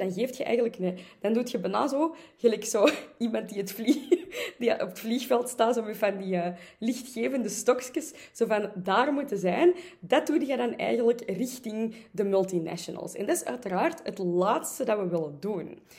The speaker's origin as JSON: {"language": "Dutch", "town": "Antwerp", "region": "Flanders", "country": "Belgium", "said": "ik ben natuurlijk van Antwerpen"}